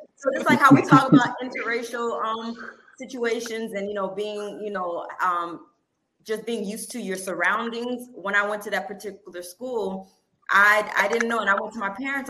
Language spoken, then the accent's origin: English; North Miami, Florida, United States; I'm born and raised in Miami, and to be exact, I'm from North Miami